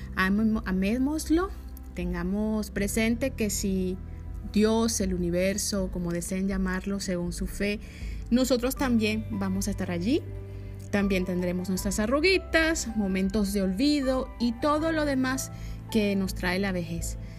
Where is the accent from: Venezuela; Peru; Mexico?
Venezuela; moved away; allá en Venezuela, de donde yo soy